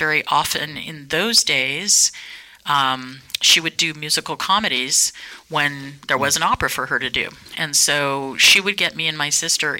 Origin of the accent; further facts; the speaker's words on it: Berkeley, California, United States; also born or lived in New York; I was born in Berkeley at Alta Bates Hospital.